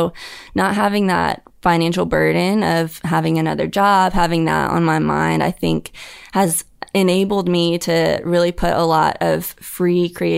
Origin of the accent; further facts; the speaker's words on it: Huntsville, Alabama, United States; Huntsville, Alabama.